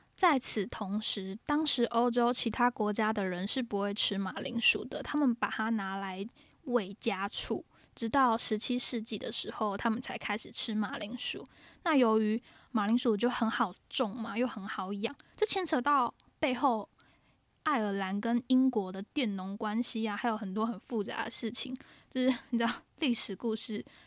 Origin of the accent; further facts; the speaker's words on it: Taiwan; also born or lived in Ireland; 我们台湾人的中翻音总是这么的幽默